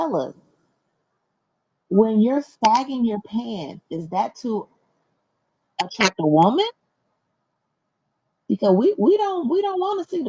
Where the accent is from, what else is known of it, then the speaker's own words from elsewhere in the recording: Chicago, Illinois, United States; growing up in Chicago, in different places, you, you up around different men and being Latina